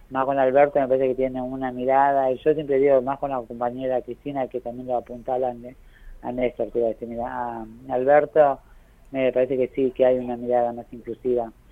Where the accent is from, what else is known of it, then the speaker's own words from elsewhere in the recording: Avellaneda, Buenos Aires Province, Argentina; Yo soy de Avellaneda, pero ahí empecé mi territorio